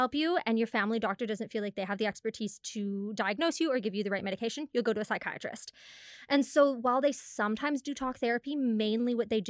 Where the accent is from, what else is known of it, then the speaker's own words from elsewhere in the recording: Penticton, British Columbia, Canada; also born or lived in Hundamal / White Rock; now in Kamloops, Canada; Penticton before that, but I've also lived in Hundamal. I've lived in White Rock, so kind of moved around a fair bit.